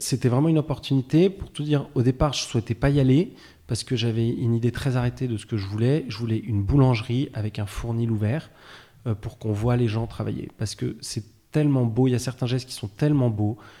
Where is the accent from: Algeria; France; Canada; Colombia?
France; Versailles, Île-de-France; moved away as an adult; also born or lived in Paris; now in Nantes, France; j'ai grandi euh, essentiellement à Versailles, à côté de Paris